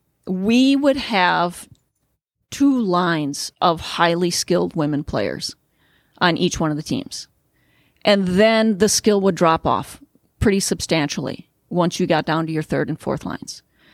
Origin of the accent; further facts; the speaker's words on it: Midwest, United States; but I'm a Midwesterner. After I graduated, I came back to the Midwest.